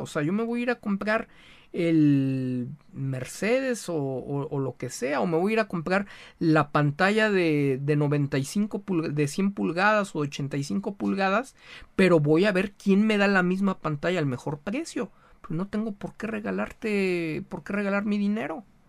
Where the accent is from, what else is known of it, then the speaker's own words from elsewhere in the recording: Mexico; como mexicanos